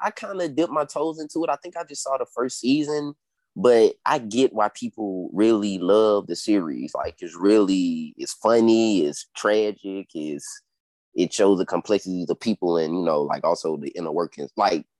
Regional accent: the South, United States; being somebody like from the South

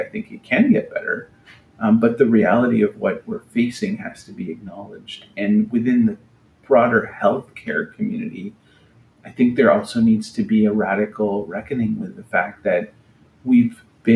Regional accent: Canada; moved away; I'm a Canadian. I'm not living in Canada right now

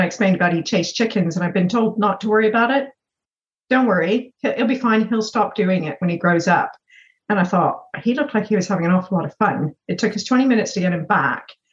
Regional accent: Bermuda; moved away as an adult; also born or lived in Canada; I was born and raised in Bermuda

